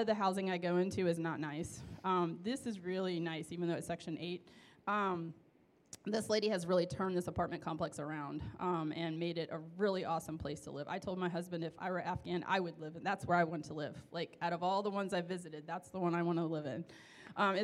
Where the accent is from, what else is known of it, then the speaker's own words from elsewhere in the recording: United States; being American